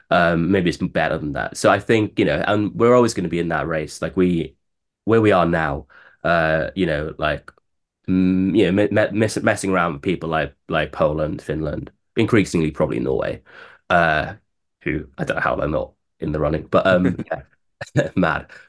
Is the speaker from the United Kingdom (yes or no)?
yes; Bridgend, Wales, United Kingdom; born or raised there; moved away as an adult; now in London, United Kingdom